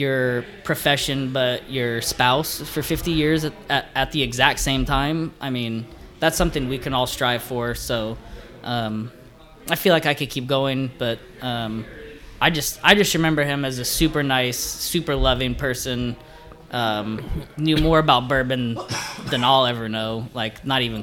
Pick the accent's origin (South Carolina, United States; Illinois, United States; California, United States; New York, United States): California, United States; moved away; I'm from California